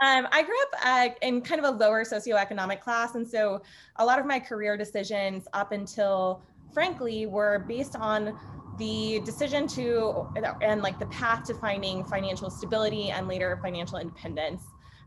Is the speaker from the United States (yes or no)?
yes; born in Iowa, Midwest, United States; I'm a Midwestern girl, born in Iowa, grew up in Missouri, went to school in Indiana, and now I live in Chicago.